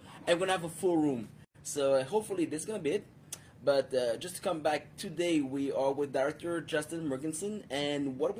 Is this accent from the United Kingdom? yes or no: yes; United Kingdom; I don't sound like one, but I'm British.